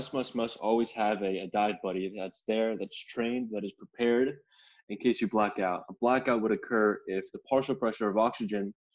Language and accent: English; India; also born or lived in Connecticut, United States; I was born in Connecticut, and I was raised a little bit by the sea, but then I actually moved to India, and that's where I grew up